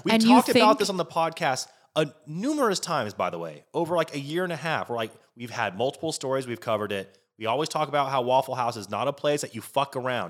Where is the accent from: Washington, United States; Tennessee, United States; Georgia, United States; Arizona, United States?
Washington, United States; My home state.